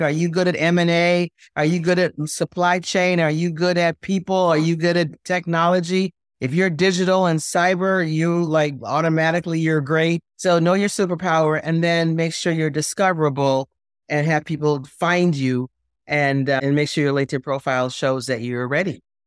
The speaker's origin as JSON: {"language": "English", "country": "Jamaica", "said": "We're from Jamaica."}